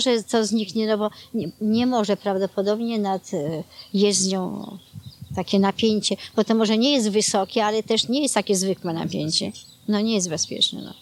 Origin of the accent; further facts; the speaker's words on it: Warsaw, Masovian Voivodeship, Poland; moved away; ja pochodzę aż z Warszawy